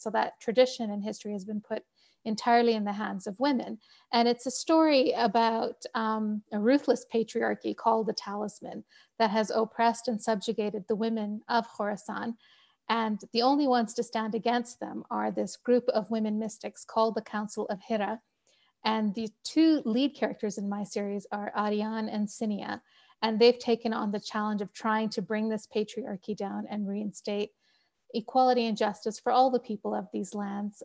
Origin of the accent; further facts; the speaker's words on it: Canada; moved away as an adult; also born or lived in Pakistan (family); now in Colorado, United States; I'm Canadian